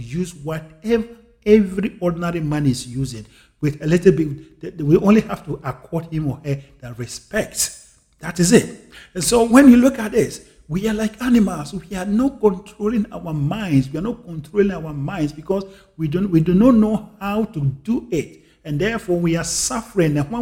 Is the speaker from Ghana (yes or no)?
yes; Ghana; moved away; I was born and I grew up in Africa, in Ghana